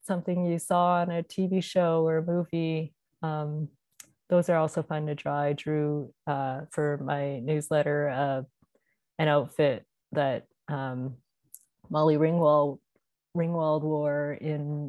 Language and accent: English; Canada; I am Canadian